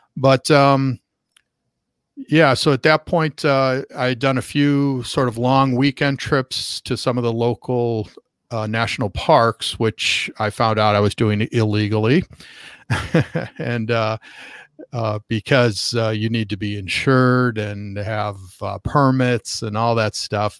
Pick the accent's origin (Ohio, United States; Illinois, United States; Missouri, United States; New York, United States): Illinois, United States; Chicago; moved away as an adult; now in Southern California, United States; I started bringing groups back to Chicago, and I was really just looking for a, a way to get a free trip back to, to my hometown and see my family